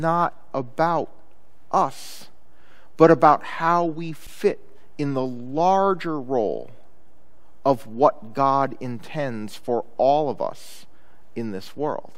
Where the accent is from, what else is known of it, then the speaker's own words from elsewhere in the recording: Chicago, Illinois, United States; when I was growing up in Chicago, my family liked to take driving vacations